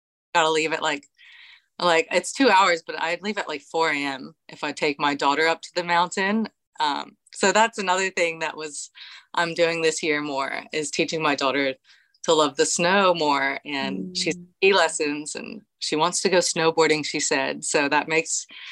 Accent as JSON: {"language": "English", "region": "Tennessee", "country": "United States", "tie": "born or raised there", "moved": "yes", "lives_now": "Canberra, Australia", "said": "I grew up in Tennessee, near the mountains"}